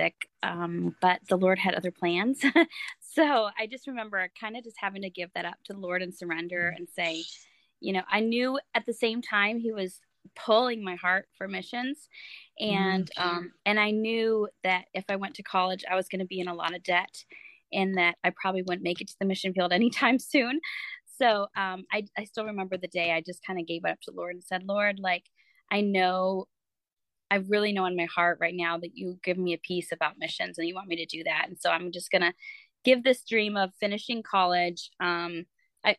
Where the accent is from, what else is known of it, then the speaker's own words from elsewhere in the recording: Michigan, United States; also born or lived in France; now in Florida, United States; I am from Florida now, but I'm originally from Michigan, which is where I'm sitting right now at my parents' house